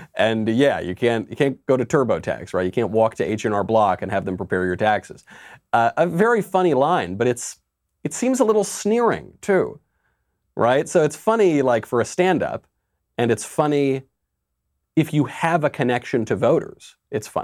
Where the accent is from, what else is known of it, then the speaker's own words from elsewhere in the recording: New York, United States; as a New Yorker